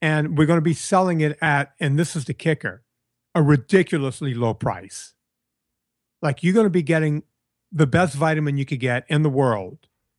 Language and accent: English; Louisiana, United States; I grew up in a fish family. Of course, I grew up in Southern Louisiana. It's what my family did back in Italy. Half of my family is from Reggio Calabria, and there were fishermen both in Italy and when they got to the United States.